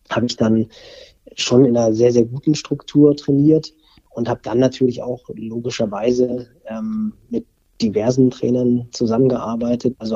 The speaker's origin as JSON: {"language": "German", "town": "Barmstedt", "region": "Schleswig-Holstein", "country": "Germany", "tie": "born or raised there", "said": "Ich bin ja im, in Barmstedt groß geworden, im Kreis Pinneberg, also hier im Speckgürtel von Hamburg."}